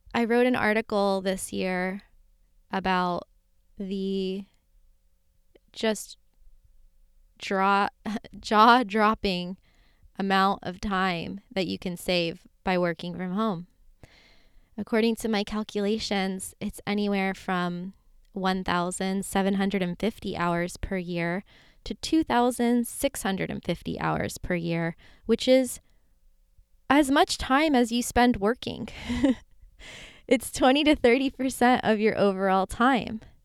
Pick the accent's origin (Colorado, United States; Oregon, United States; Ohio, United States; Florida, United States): Florida, United States; moved away; grew up in Florida in a nice middle class life